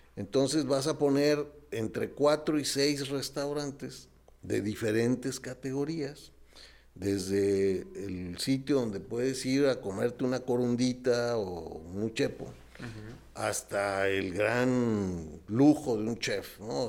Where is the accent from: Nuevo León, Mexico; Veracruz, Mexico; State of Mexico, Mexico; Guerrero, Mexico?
Nuevo León, Mexico; now in Morelia, Mexico; yo allá en mi rancho, en mi tierra, en Nuevo León